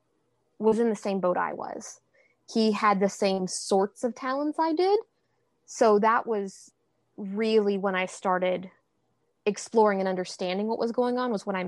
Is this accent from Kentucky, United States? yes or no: yes; Kentucky, United States; I'm from Kentucky